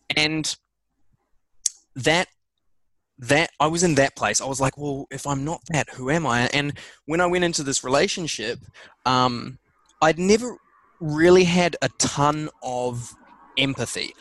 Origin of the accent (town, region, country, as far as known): New Zealand; born or raised there; also born or lived in England